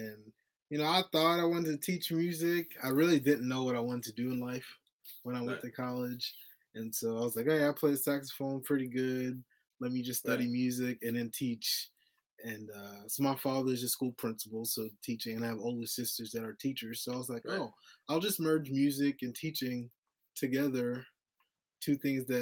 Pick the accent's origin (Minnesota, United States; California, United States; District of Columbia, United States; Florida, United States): Florida, United States; Miami; moved away as an adult; now in Tennessee, United States; I'm born and raised in Miami, Florida